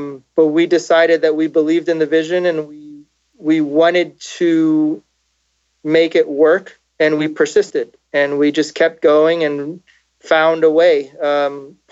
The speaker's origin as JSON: {"language": "English", "town": "Los Angeles", "region": "California", "country": "United States", "tie": "born or raised there", "also_born_or_lived": "South Florida", "moved": "as an adult", "said": "basically most of my time I grew up in Los Angeles"}